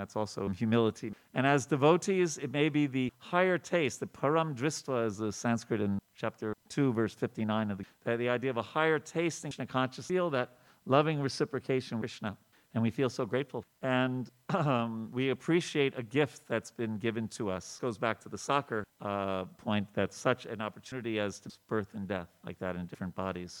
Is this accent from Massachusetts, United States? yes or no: no; New York, United States; When I grew up in New York